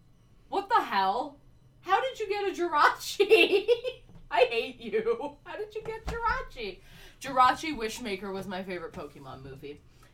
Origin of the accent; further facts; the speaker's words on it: United States; we grew up in America, the place that deep fries butter, and relies on heavily sugared fatty foods